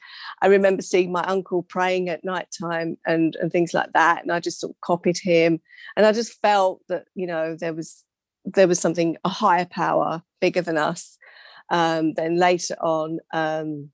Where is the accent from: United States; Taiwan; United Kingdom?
United Kingdom; England; also born or lived in London; I was born to Mauritian parents from Mauritius, immigrant. I was born in England.